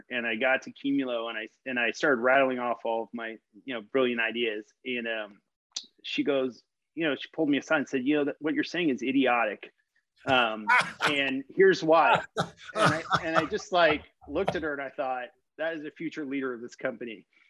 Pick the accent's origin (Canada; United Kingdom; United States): United States; Los Angeles, California; now in Seattle, United States; I'm based in Seattle, Washington. Okay. I grew up in Los Angeles.